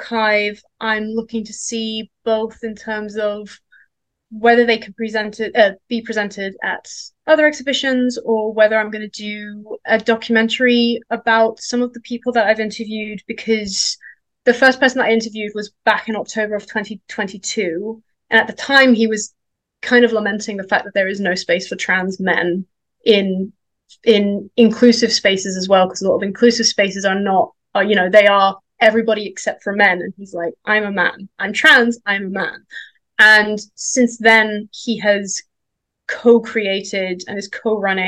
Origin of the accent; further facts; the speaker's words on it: Denmark; moved away; also born or lived in London; I grew up in Denmark